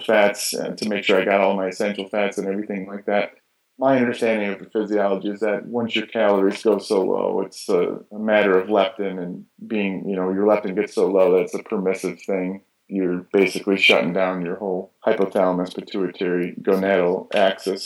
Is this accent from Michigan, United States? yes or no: yes; Michigan, United States; I grew up in Michigan in the States